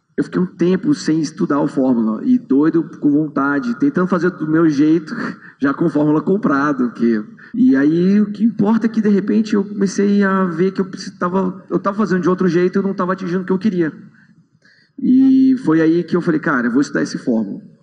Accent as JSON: {"language": "Portuguese", "town": "Brasília", "region": "Federal District", "country": "Brazil", "said": "eu sou de Brasília"}